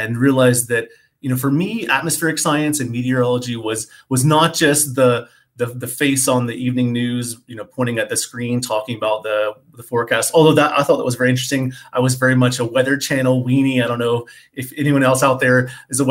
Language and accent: English; Eastern North Carolina, United States; moved away as an adult; also born or lived in Santiago, Chile / Annapolis, Maryland; I grew up in Eastern North Carolina in a pretty rural area.